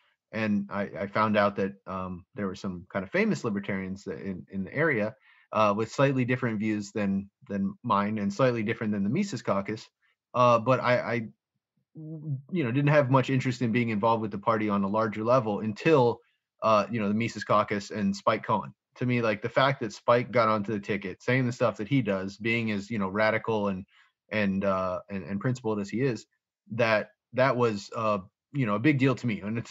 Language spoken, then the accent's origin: English; Florida, United States; I just showed up to meet people because I was from Florida and I had just moved up here to try to, you know, connect with some libertarian types.